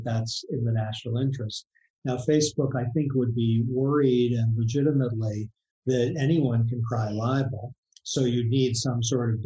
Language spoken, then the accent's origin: English; Boston, Massachusetts, United States; now in Washington, United States; my hometown newspaper, before I moved to Washington, the Boston Globe